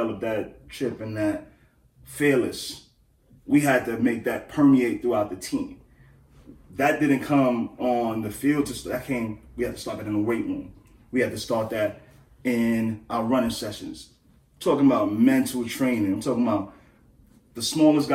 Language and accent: English; New York City, New York, United States; I come from Crown Heights